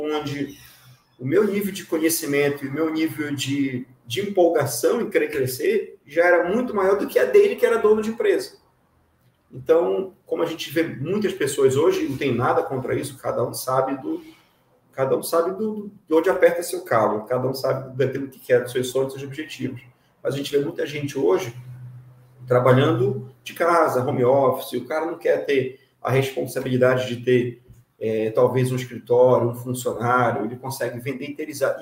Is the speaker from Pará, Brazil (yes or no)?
yes; Breves, Pará, Brazil; now in Belém, Brazil; eu sou do interior do estado, sou de Breves, a 12 horas de navio daqui.